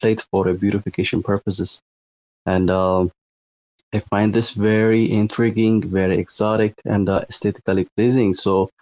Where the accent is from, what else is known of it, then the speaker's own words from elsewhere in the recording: Ethiopia; I'm from Ethiopia, and Ethiopia is a landlocked country